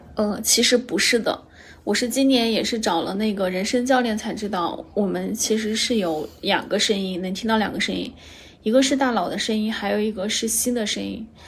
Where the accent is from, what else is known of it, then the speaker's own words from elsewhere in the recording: China; 我们中国人可能从小就接受